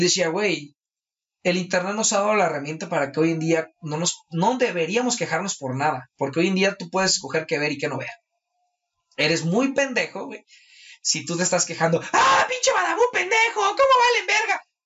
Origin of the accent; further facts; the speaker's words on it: Mexico; es mi responsabilidad como mexicano